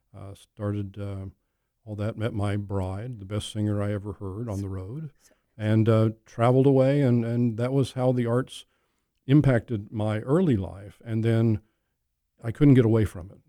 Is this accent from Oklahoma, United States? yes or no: yes; Oklahoma, United States; moved away; Oklahoma, my home state